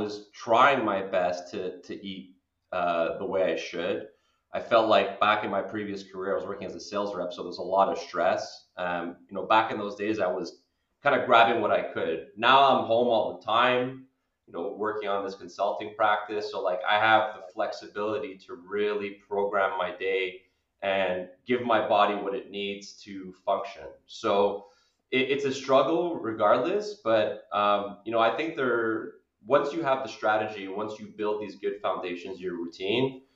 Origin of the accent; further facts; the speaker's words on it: Canada; as a Canadian